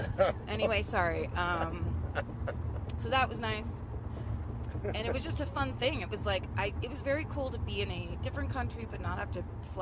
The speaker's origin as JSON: {"language": "English", "region": "California", "country": "United States", "said": "I'm from California."}